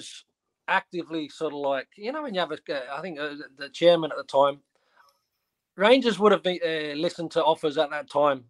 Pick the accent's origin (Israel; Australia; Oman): Australia; moved away; also born or lived in Scotland; as an Aussie growing up